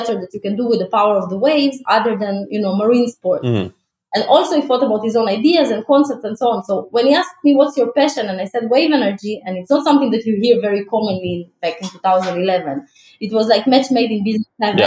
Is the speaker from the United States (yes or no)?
no; Ukraine; also born or lived in Israel; now in Tel Aviv, Israel; I live in Israel, but I wasn't born here. I was born in Ukraine in 1986.